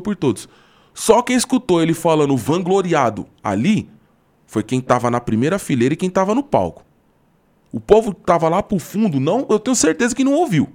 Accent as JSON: {"language": "Portuguese", "region": "São Paulo", "country": "Brazil", "said": "eu sou de São Paulo"}